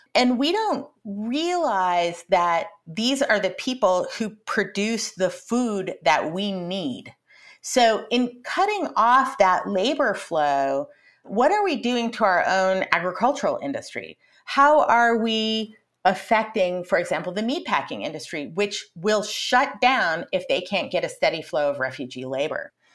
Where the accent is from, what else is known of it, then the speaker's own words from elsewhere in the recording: Colorado and Montana, Rocky Mountain West, United States; I grew up in Colorado and in Montana, out in the Rocky Mountain West